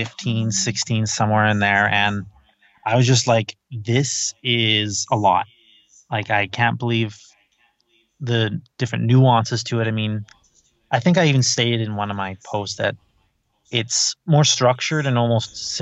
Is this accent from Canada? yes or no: yes; Canada; I am the Canadian uncle